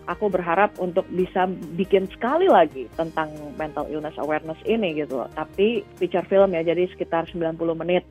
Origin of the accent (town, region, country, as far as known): Indonesia; now in Austin, United States